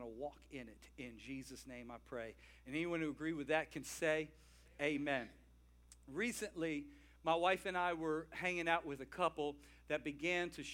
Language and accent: English; the South, United States; I'm from the South